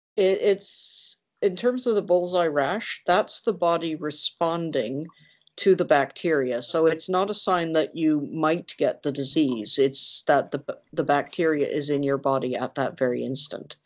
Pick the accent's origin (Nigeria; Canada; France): Canada; being Canadian